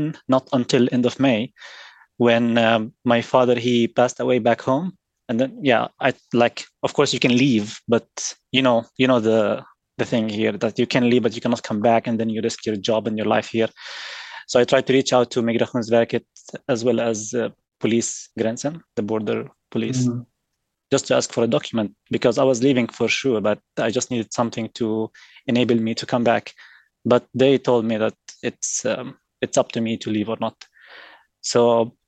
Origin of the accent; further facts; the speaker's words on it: Jordan; moved away as an adult; now in Sweden; I come from Jordan, and I've been living here in Sweden since 2016